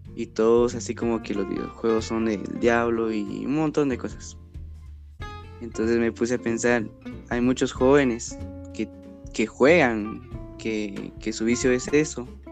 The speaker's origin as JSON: {"language": "Spanish", "country": "Guatemala", "tie": "born or raised there", "said": "soy originario de Guatemala"}